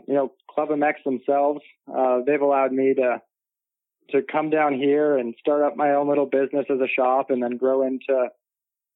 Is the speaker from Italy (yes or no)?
no; Toronto, Ontario, Canada; born or raised there; moved away